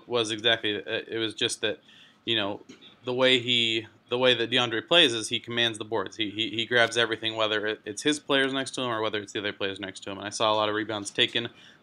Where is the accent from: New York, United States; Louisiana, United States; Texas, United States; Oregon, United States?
Texas, United States; Plano; I am from Dallas originally, born and raised in Plano, Texas, just north of Dallas